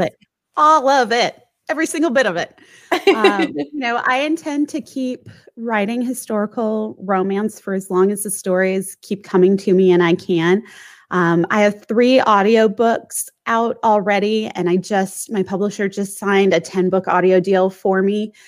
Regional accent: St. Louis, Missouri, United States; moved away as an adult; also born or lived in Washington, D.C. / Northern Virginia; now in San Diego, United States; I grew up mostly in St. Louis

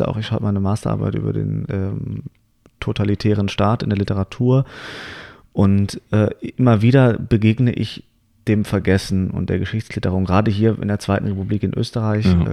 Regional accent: Hamburg, Germany; moved away; ich komme nämlich aus Hamburg und da sehe ich meine Eltern immer wieder an Weihnachten, weil ich sie da besuche

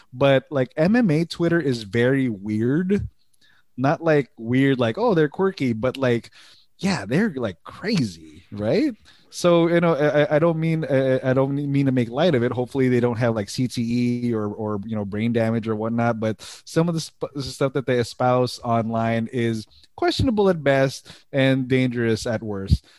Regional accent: United States; we are thankfully as American citizens

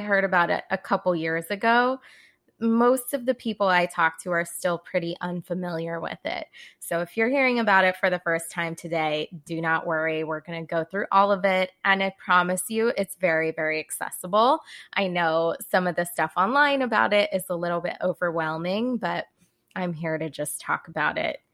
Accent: California, United States; moved away as an adult; also born or lived in Boston; I'm from California originally. I grew up kind of around those spiritual hippie vibes

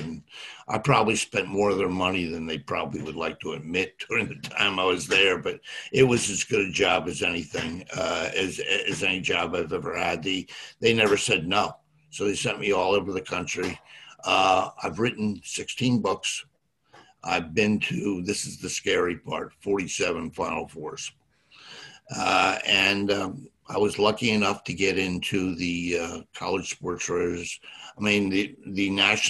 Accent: outside of Philadelphia, Pennsylvania, United States; moved away as an adult; also born or lived in New York; I grew up right outside of Philadelphia.

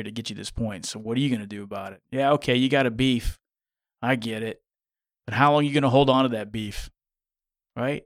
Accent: Kansas, United States; growing up in Kansas

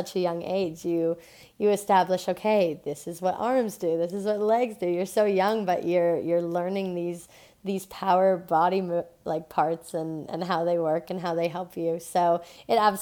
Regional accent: Thunder Bay, Ontario, Canada; I was raised in Thunder Bay, Ontario

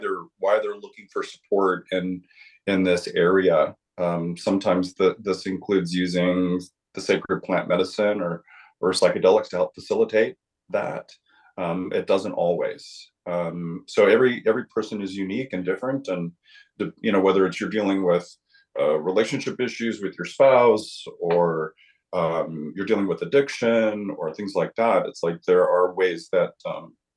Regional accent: Southwest, United States; moved away; I'm originally from the Southwest

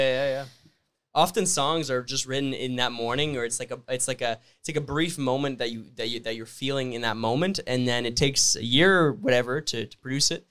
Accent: Sudbury, Ontario, Canada; I'm from Sudbury, Ontario.

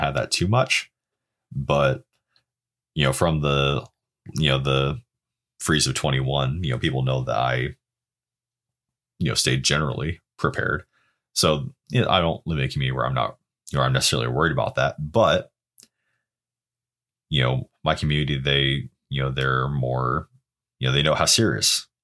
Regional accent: Oregon, United States; growing up in Oregon

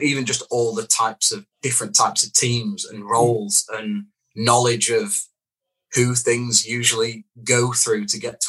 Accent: Doncaster, Yorkshire and the Humber, United Kingdom; also born or lived in Hook; I was actually born in Hook in Hampshire. I just don't sound like it because I moved when I was about five. But yeah, I'm from Doncaster.

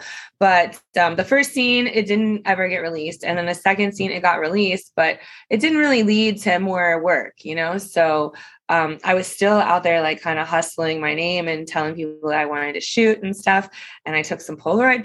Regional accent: Cincinnati, Ohio, United States; moved away; I am originally from Ohio. That's where I was born.

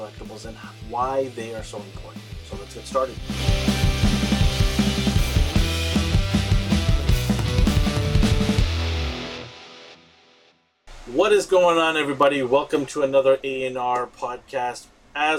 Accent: Vancouver, British Columbia, Canada; we are actually from Vancouver, BC, Canada

